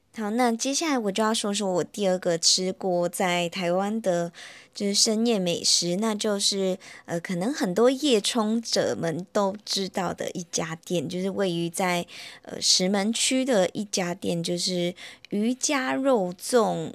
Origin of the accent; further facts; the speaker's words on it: Malaysia; now in Taiwan; 我自己啦，本身因为我马来西亚人嘛，然后我来到台湾